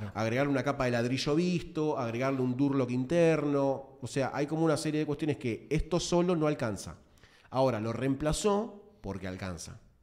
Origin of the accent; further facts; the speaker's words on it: Buenos Aires, Argentina; yo soy de Matadero, Lugano